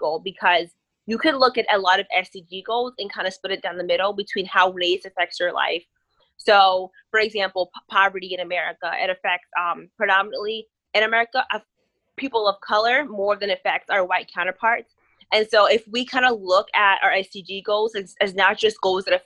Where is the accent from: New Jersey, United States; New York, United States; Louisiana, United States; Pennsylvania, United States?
New Jersey, United States; Piscataway; I'm from Piscataway, New Jersey, and I attend Howard University